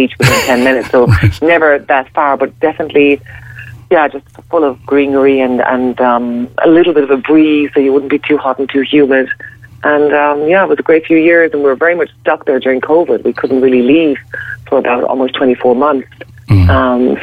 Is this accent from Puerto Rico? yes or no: no; Ireland; I'm Irish